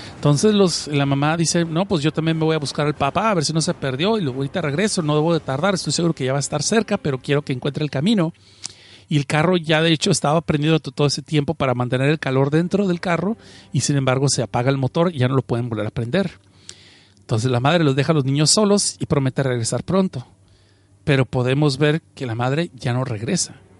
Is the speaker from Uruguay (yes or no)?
no; Mexicali, Baja California, Mexico; now in Los Angeles, United States; Yo no soy chilango, yo estoy en Los Ángeles y mm, crecí en la frontera en Mexicali